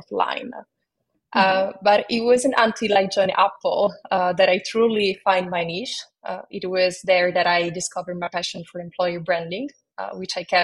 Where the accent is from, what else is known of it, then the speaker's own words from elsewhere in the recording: Rome, Lazio, Italy; accent: Italian; moved away; you might detect a hint of an Italian accent in my voice. That's because I hail from Rome, Italy, where I spent my early years.